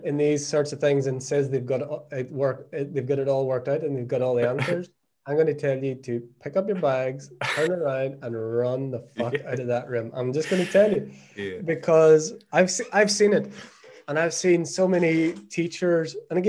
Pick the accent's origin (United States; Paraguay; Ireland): Ireland; moved away as an adult; now in Portugal; We came away to Portugal. My wife's from Brazil. I'm obviously from Ireland. So we came here not knowing anyone.